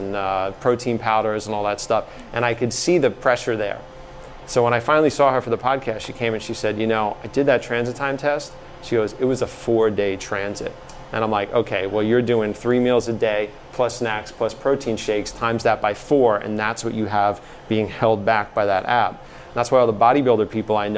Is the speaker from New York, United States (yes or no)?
yes; New York City, New York, United States; moved away; I was from Staten Island.